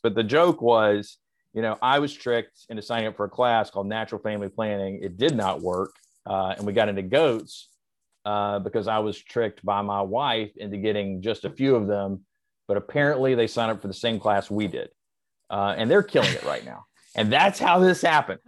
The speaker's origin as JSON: {"language": "English", "region": "the South", "country": "United States", "tie": "born or raised there", "said": "I was raised in the South"}